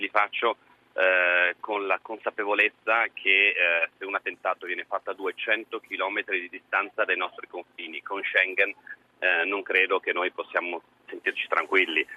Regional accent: Trieste, Friuli-Venezia Giulia, Italy; io l'ho vissuta sulla nostra pelle da triestino

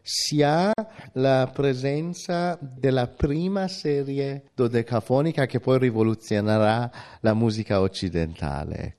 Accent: Iran; moved away; mi ricordo dell'Iran di allora, ovviamente pre, pre-islamica, sono le nostre vacanze al Mar Caspio con la mia famiglia, dove si andava d'estate

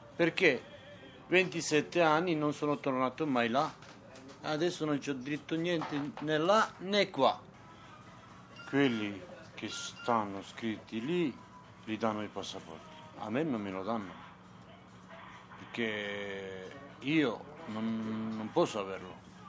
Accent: Montenegro; now in Rome, Italy; sono nato a Montenegro

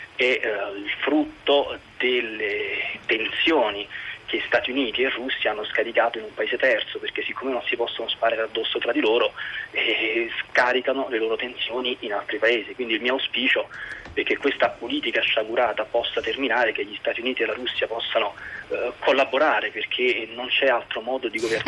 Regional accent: Italy; io sono molto fiero di essere italiano perché il mio è un bellissimo paese

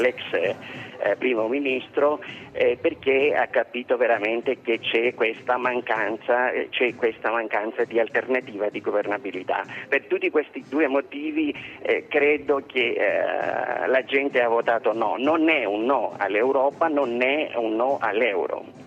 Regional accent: Greece

